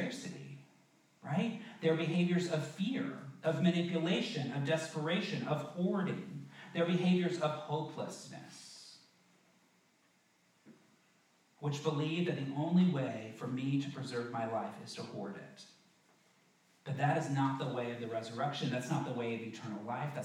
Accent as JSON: {"language": "English", "region": "the South", "country": "United States", "tie": "born or raised there", "said": "I grew up in the South"}